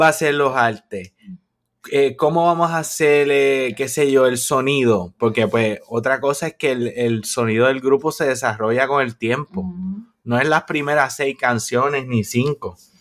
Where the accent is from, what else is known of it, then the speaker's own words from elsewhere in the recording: Puerto Rico; moved away as an adult; nosotros somos puertorriqueños